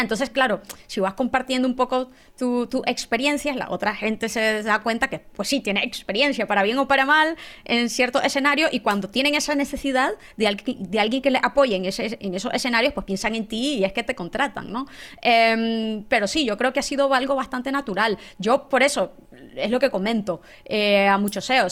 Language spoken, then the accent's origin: Spanish; Nicaragua; moved away; yo estudié ingeniería en sistemas en Nicaragua, yo soy nicaragüense